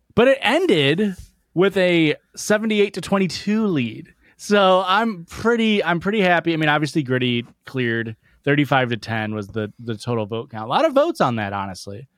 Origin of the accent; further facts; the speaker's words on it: Midwest, United States; I'm from the Midwest